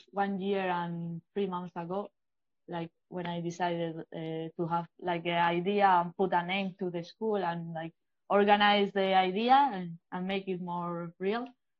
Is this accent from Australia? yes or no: no; Valencia, Valencian Community, Spain; English is a second language; also born or lived in Bilbao; Yeah, at first, I was born in Bilbao, and I did some skateboard, but when I moved to Valencia, I remember like going to a skate park with my mom.